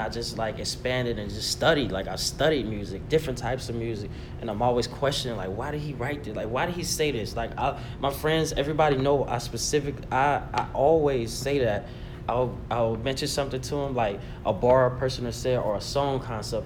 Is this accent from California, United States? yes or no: no; Auburn, Alabama, United States; moved away as an adult; now in North Carolina, United States; I'm originally from Alabama, Auburn to be exact, and I've been living in North Carolina for the past like seven years